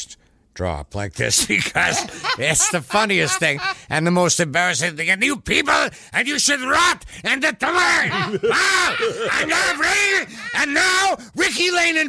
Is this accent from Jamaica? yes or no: no; Thunder Bay, Ontario, Canada; moved away; my hometown, Thunder Bay, Ontario, Canada